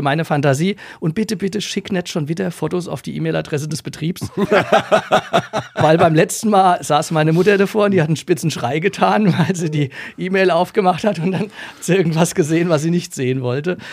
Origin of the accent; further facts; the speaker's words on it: Essenheim, Rhineland-Palatinate, Germany; also born or lived in Leipzig; ich komme aus Essenheim, äh, bin auch da groß geworden